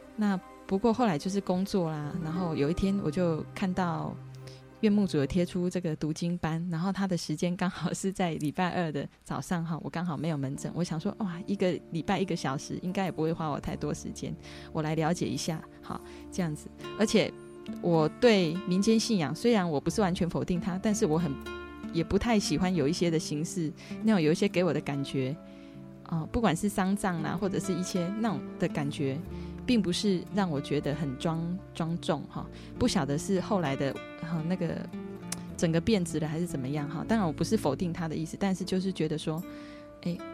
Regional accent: Taiwan; 我的家庭也是一个，哦，我们台湾人就是一个传统的，哦，祭祖的这样的一个宗教信仰，民间信仰

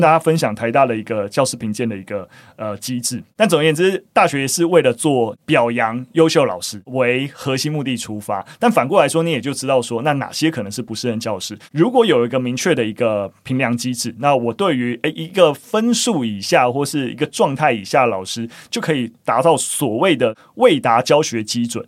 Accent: Gongliao, New Taipei, Taiwan; moved away; 我老家在共聊啦，那平常当然是没有住在共聊，就是我是在共聊的那个草岭古道上面的萧家庄，就是长大，所以，哦，听到是共聊国小，就，哦，有一点温暖，但我完全没有念过共聊国小

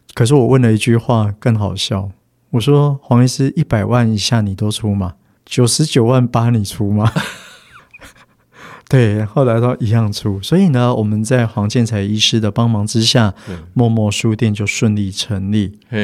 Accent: Yilan, Yilan County, Taiwan; 我从小就在宜兰市长大

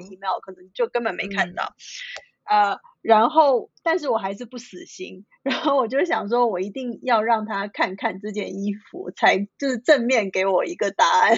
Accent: Shanghai, China; now in San Francisco, United States; 我从小是在上海长大，我是一个完，完全全地在 urban city 长大、生活、工作的人

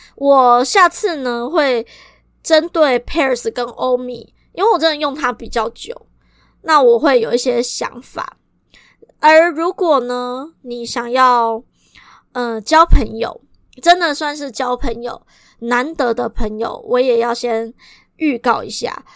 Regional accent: Kaohsiung, Taiwan; 如果你跟我一样都是高雄人

